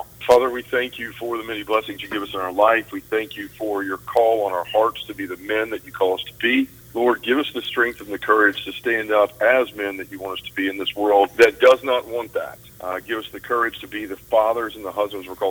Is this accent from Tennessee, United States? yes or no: yes; Memphis, Tennessee, United States; also born or lived in Bruce, Mississippi; I was born and raised here in Memphis, Tennessee, and still live here to this day